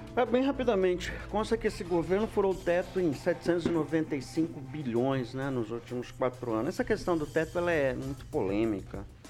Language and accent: Portuguese; Alvoradão, Paraná, Brazil; A gente cresceu no Alvoradão ali